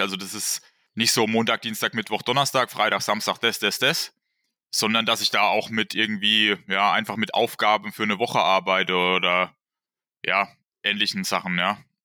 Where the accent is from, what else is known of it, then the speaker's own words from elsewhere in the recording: Wertheim, Baden-Württemberg, Germany; ich komme aus dem Bereich Wertheim und wohne da auf habe da immer auf einem kleinen Dorf gewohnt